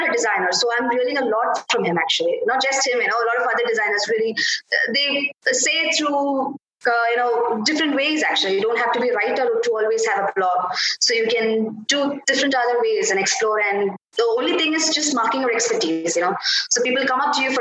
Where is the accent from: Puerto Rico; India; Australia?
India; I'm from India.